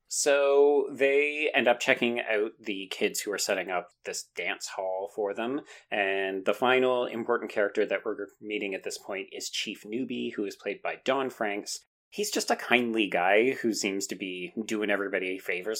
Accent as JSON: {"language": "English", "country": "Canada", "said": "I'm a Canadian"}